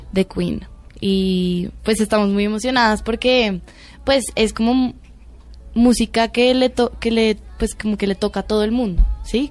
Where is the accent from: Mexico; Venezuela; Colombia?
Colombia; somos colombianas